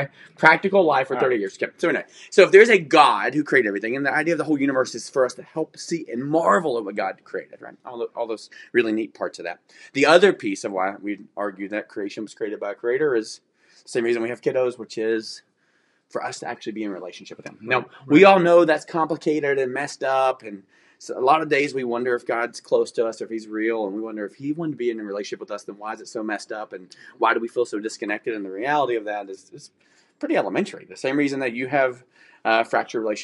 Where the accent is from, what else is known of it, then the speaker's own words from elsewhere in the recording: the South, United States; I'm from the South. That's how we talk.